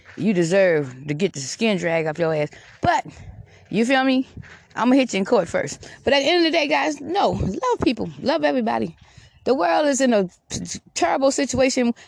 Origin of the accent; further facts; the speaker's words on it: Georgetown, South Carolina, United States; Georgetown, South Carolina, where I'm from. Because that's where I'm from. Georgetown, South Carolina